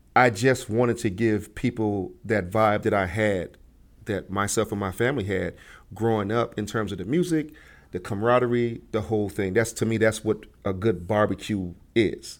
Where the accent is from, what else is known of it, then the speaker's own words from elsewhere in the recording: Chicago, Illinois, United States; living in Chicago, growing up in Chicago